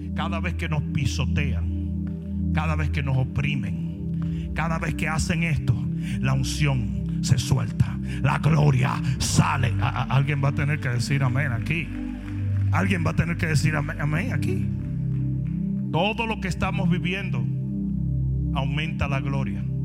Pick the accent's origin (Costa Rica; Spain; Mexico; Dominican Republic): Dominican Republic; now in United States; en mi país